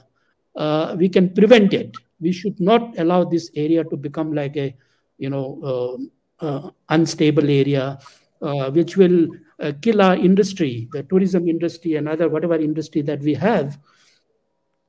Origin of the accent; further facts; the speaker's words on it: Ladakh, India; English is a second language; So I come from Ladakh.